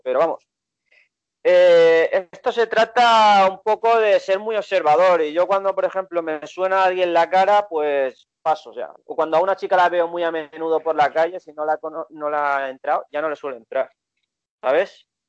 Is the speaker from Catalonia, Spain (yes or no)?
yes; Barcelona, Catalonia, Spain; yo era de Barcelona, español